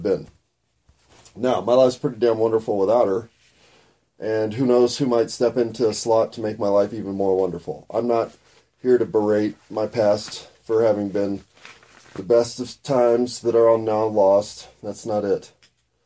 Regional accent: United States; I'm an American

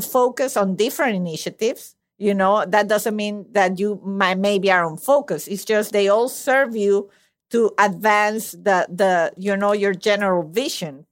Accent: Venezuela; moved away; I was born and raised in Venezuela

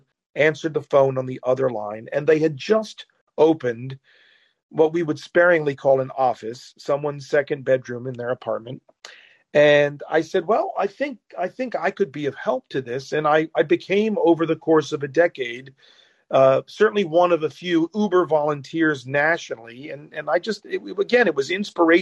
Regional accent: United States; as an American

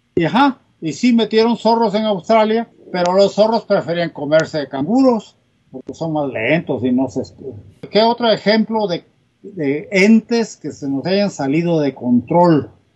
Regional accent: Salina Cruz, Oaxaca, Mexico; moved away; yo nací en, Oaxaca, es un pueblo del istmo, istmo de Tehuantepec pero me crié en Salina Cruz, Oaxaca.

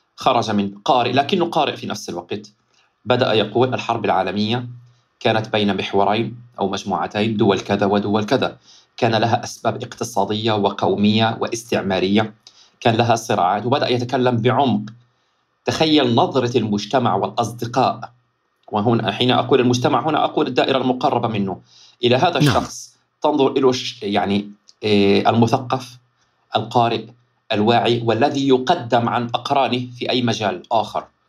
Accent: Gaza, Gaza Strip, Palestine; also born or lived in Riyadh, Saudi Arabia / Ashdod (ancestral town); ولدت في الرياض عشت في الرياض تقريبا أربع خمس سنوات ثم بعد أن اكتفى والدي من العمل في الخارج لمدة 14 سنة فأكثر أو 20 سنة مع الدراسة عدنا إلى الوطن فلسطين وتحديدا مدينة غزة

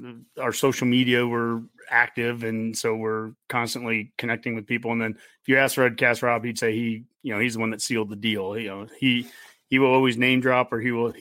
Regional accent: Columbus, Nebraska, United States; we're all originally from Columbus, the original gang of us

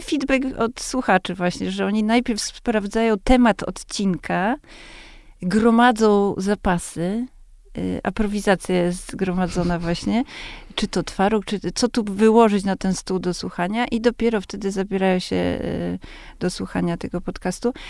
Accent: Warsaw, Masovian Voivodeship, Poland; z baru mlecznego, który był y, na warszawskich Bielanach naprzeciwko mojego bloku

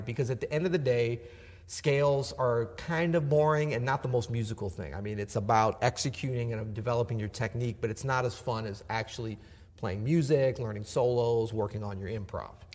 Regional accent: St. Louis, Missouri, United States; accent: southern; also born or lived in Florida; I was from Florida, and I moved to St. Louis, and some kids made fun of me, so I started talking more proper.

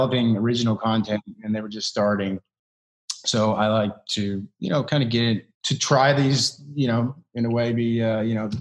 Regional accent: Kentucky, United States; I'm from Kentucky

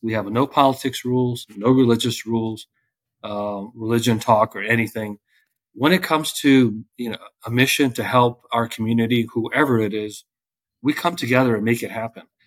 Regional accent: Loudoun County, Fairfax County, Virginia, United States; moved away as an adult; also born or lived in Afghanistan / Catskill, New York; now in Parkland, United States; I grew up in Loudoun County, Fairfax County in Virginia uh, since 1983, 84

